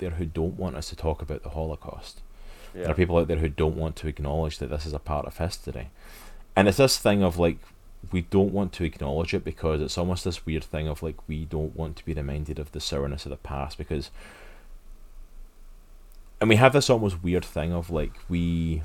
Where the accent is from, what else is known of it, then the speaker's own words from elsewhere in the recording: Scotland, United Kingdom; moved away as an adult; now in United States; as a Scotsman coming to America